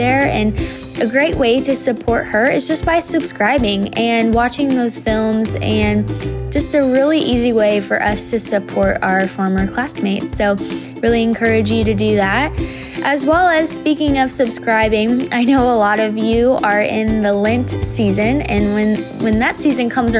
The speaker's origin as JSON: {"language": "English", "town": "Brownsburg", "region": "Indiana", "country": "United States", "tie": "born or raised there", "said": "we used to find a couple hills in Brownsburg"}